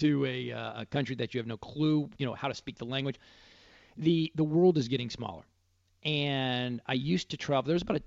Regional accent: Dallas, Texas, United States; That's how we spent summers growing up in Dallas.

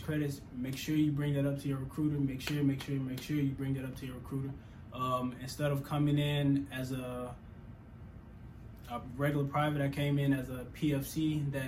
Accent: Mississippi, United States; moved away as an adult; now in Fort Benning, Georgia, United States; I'm originally from Mississippi. That's where I was born and raised

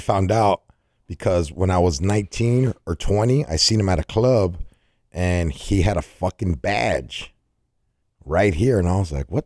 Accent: California, United States; I'm from Cali

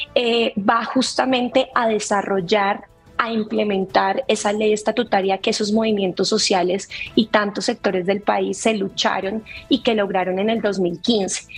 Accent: Colombia; nos está costando muchísimo más como colombianos

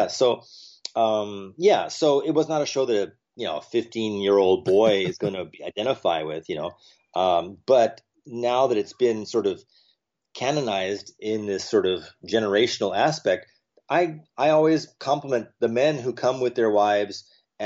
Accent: New York City, New York, United States; moved away; also born or lived in California; my birthplace is New York. I was born in Manhattan.

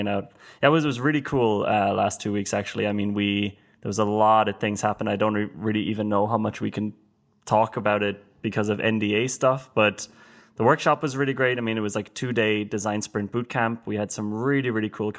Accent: Ireland; moved away as an adult; I'm also from Ireland

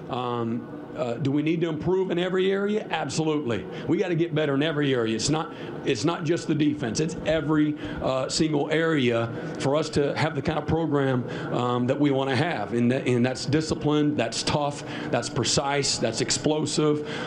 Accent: Texas, United States; Yeah, I'm a Texan.

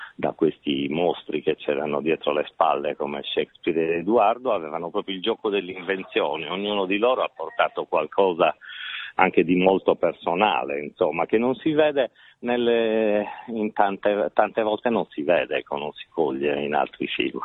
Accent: Sardinia, Italy; da sardo

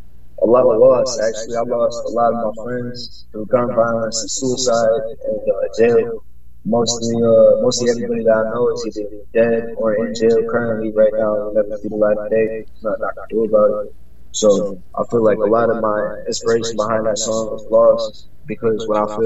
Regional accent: Florida, United States; born there; also born or lived in New York; now in Charlotte, United States; Florida-born artist. I've traveled most of my life. I live currently in Charlotte, North Carolina. I moved out here from New York.

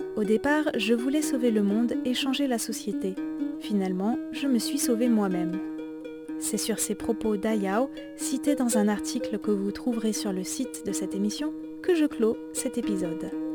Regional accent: Alsace, Grand Est, France; mon village natal en Alsace

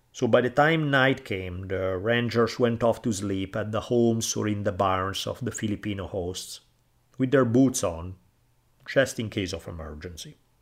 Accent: Italy; now in United States; where I grew up in Italy

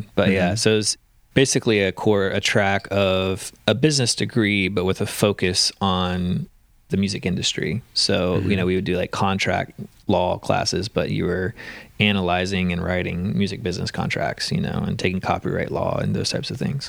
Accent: Louisiana, United States; born there; also born or lived in Texas / Mississippi / Florida; Well, I was born in Louisiana, right outside of Baton Rouge, but my dad was in the Coast Guard, so we moved every 2 to 4 years all over the Gulf Coast.

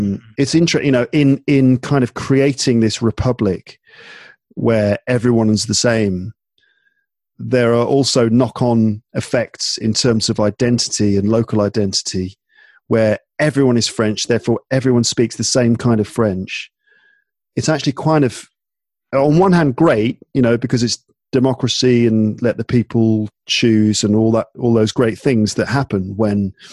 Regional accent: England, United Kingdom; accent: English; now in Paris, France; I have an accent, of course, because I've got this, you know, this English accent

